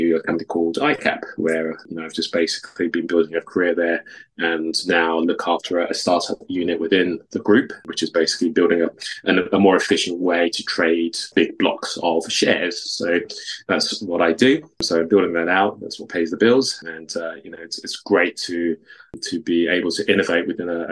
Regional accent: London, United Kingdom; also born or lived in Takoradi, Ghana; I was born in Ghana. So I was born in Takoradi. So obviously the accent doesn't necessarily give it away, but I moved to the UK when I was 5 to live with my mum. And grew up in Southeast London.

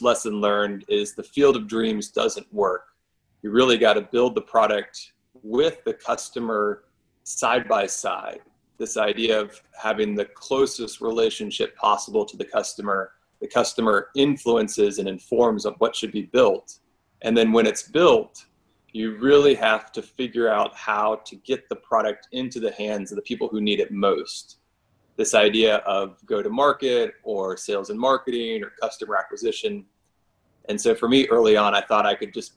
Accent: Florida, United States; moved away as an adult; also born or lived in Durham, North Carolina; I grew up in Florida

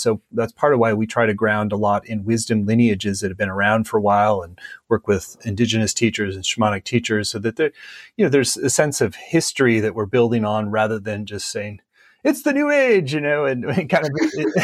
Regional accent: Minnesota, United States; I grew up in Minnesota, which is a much more kind of low key, non-hypey, kind of grounded place to live

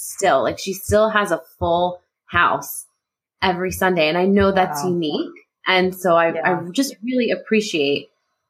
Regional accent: New Jersey, United States; I'm a Jersey girl through and through, North Jersey.

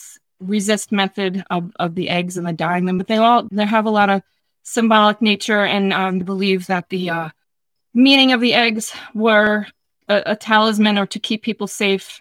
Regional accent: New York, United States; we grew up in New York

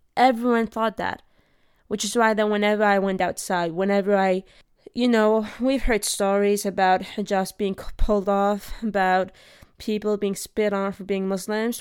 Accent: Denmark; also born or lived in Iraq; I grew up in Denmark

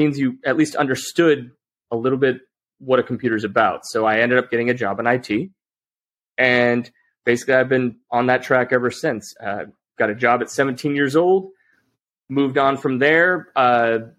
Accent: Utah, United States; I grew up in Utah

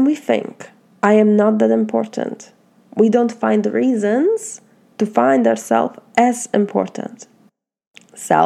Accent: Poland; accent: Polish; English is a second language; moved away as an adult; now in United States; my Polish accent and my Polish heart

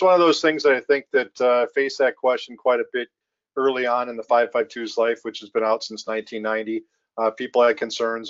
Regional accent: Minnesota, United States; growing up in Minnesota

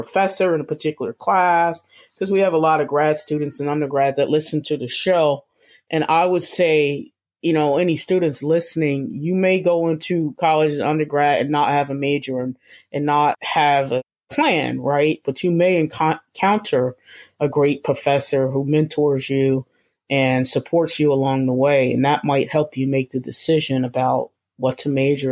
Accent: New Jersey, United States; moved away as an adult; now in Boston, United States; I'm from New Jersey, moving to Boston

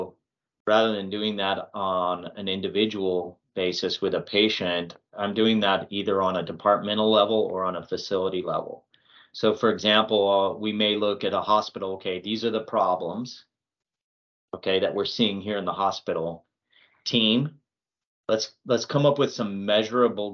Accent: Albuquerque, New Mexico, United States; moved away as an adult; also born or lived in Georgia; now in Swainsboro, United States; I'm from Albuquerque, New Mexico originally

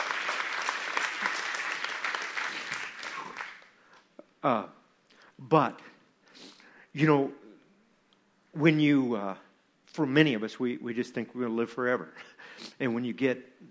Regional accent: Iowa, United States; from Iowa, from my hometown community

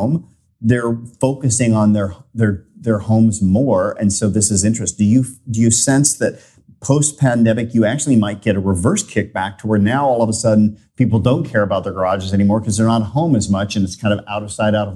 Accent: United States; I'm an American

